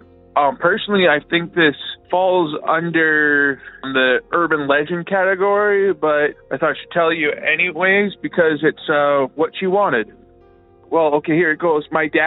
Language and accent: English; Estevan, Saskatchewan, Canada; I'm from Estevan, Saskatchewan, Canada.